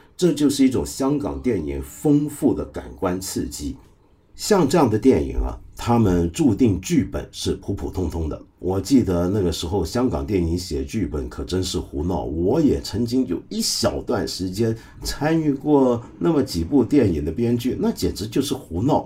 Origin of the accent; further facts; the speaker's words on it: Guangdong, China; 就是我们广东话人有句话叫“吹水唔抹嘴”